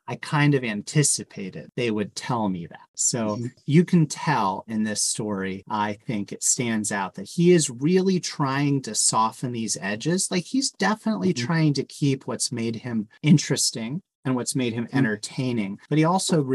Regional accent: California Bay Area, United States; as a kid growing up in the California Bay Area

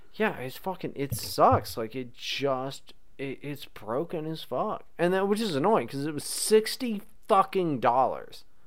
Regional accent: West Virginia, United States; I'm not from Virginia, West Virginia.

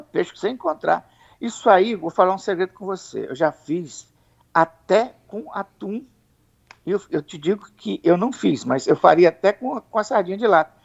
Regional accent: Espírito Santo, Brazil; como nós somos capixabas

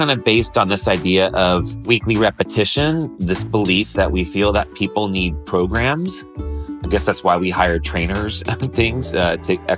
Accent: Modesto, California, United States; growing up in Modesto, California

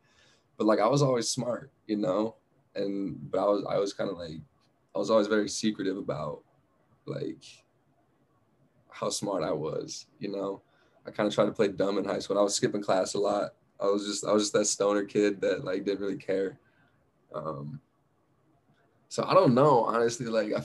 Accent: Flagstaff, Arizona, United States; born or raised there; also born or lived in Phoenix

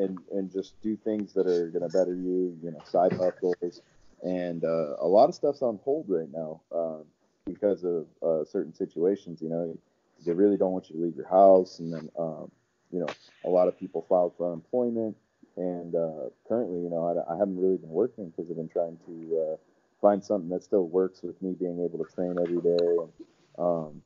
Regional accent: Florida, United States; Was born and raised in Florida

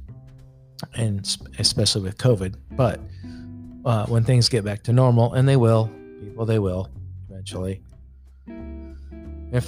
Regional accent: Goshen, Indiana, United States; I grew up in Goshen, Indiana

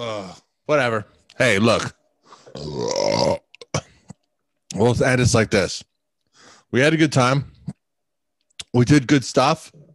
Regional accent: Huntington Beach, California, United States; I'm from Huntington Beach, dude. It's 714

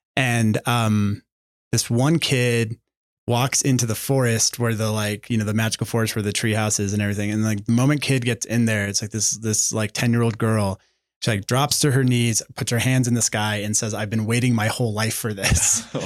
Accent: Santa Fe, New Mexico, United States; we're from here, we're from Santa Fe.

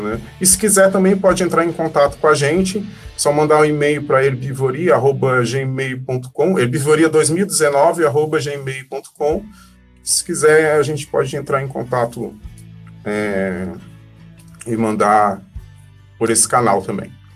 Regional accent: Criciúma, Santa Catarina, Brazil; also born or lived in Laguna; Eu nasci em Criciúma e morei muito tempo em Laguna.

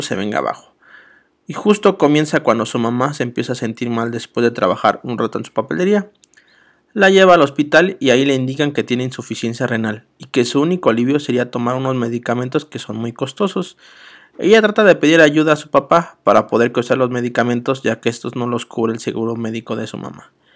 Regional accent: Mexico City, Mexico; Soy de la Ciudad de México

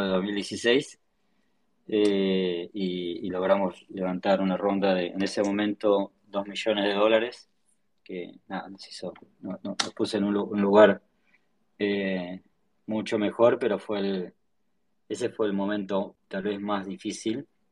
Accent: Choele Choel, Río Negro, Argentina; yo soy del sur, soy, de la Patagonia, me crié en un pueblito que se llama Choel, el Río Negro

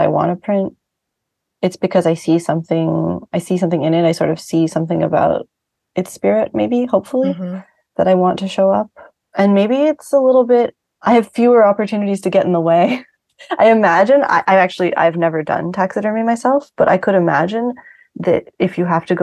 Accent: Vancouver, British Columbia, Canada; now in New York City, United States; I grew up mostly in Vancouver, Canada.

